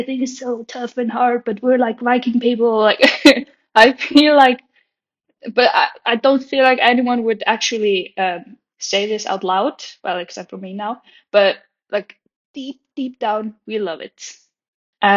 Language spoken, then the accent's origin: English; Hafnarfjörður, Capital Region, Iceland; now in Reykjavik, Iceland; I am from Iceland, born and raised